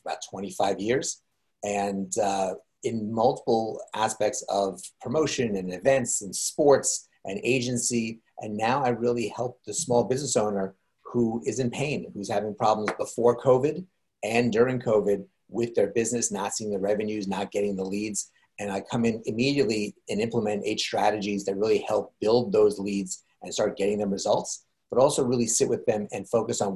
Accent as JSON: {"language": "English", "region": "New York", "country": "United States", "said": "I'm from New York"}